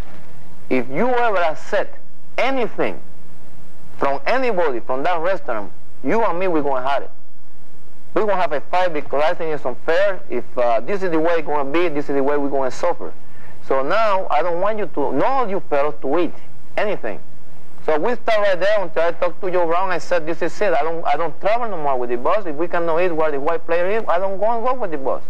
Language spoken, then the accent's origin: English; Puerto Rico; English is a second language; moved away as an adult; I'm from Puerto Rico.